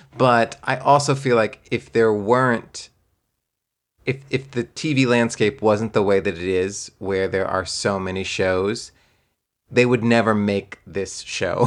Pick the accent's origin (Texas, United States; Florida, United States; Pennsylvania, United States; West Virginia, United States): Texas, United States; moved away; I grew up in Texas